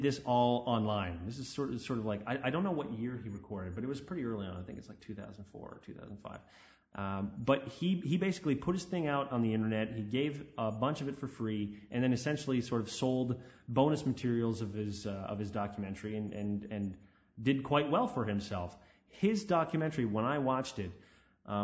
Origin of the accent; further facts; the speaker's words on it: Canada; My hometown, no one talks about religion